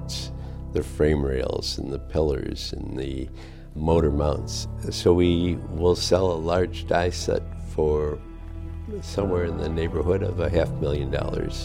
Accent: Chicago, Illinois, United States; now in West Michigan, United States; I grew up in Chicago

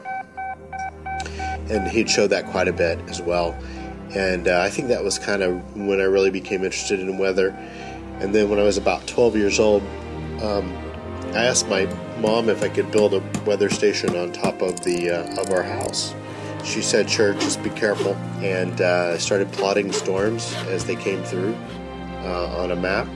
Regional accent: North Texas, United States; growing up in North Texas, where we have big storms on a regular basis

